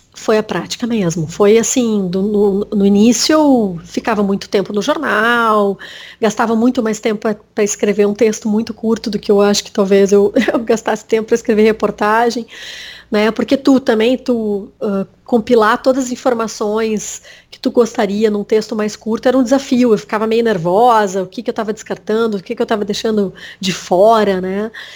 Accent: Bagé, Rio Grande do Sul, Brazil; Eu nasci em Bagé, né? Que é interior aqui do Rio Grande do Sul

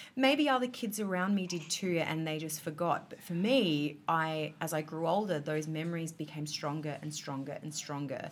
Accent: Adelaide, South Australia, Australia; I grew up in Adelaide

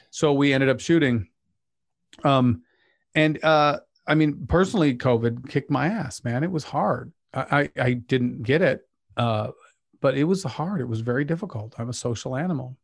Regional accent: Pleasant Grove, Utah, United States; I grew up in Pleasant Grove

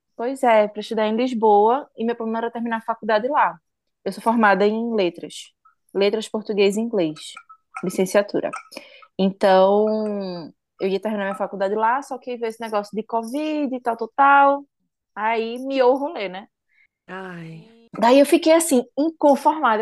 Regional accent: Recife, Pernambuco, Brazil; moved away as an adult; now in Sweden; Eu sou de Recife, Pernambuco

